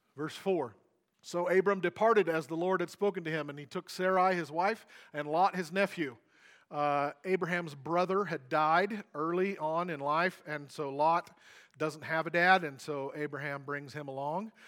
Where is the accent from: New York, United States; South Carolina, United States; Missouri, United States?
Missouri, United States; I grew up in Missouri on a farm.